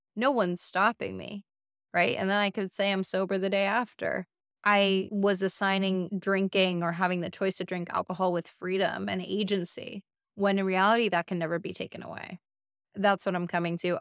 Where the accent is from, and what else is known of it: United States; born or raised there